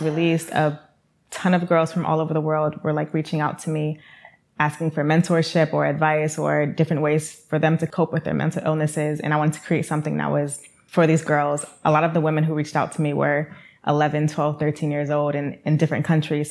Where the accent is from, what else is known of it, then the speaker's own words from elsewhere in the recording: New York City, New York, United States; I am from New York City